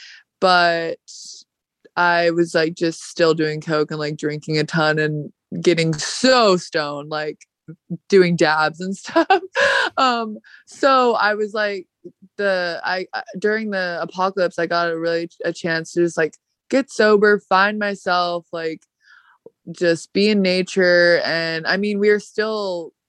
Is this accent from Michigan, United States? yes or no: no; California, United States; accent: stoner Valley girl; moved away as an adult; also born or lived in New York; I'm from California, if you couldn't tell by my stoner Valley girl accent.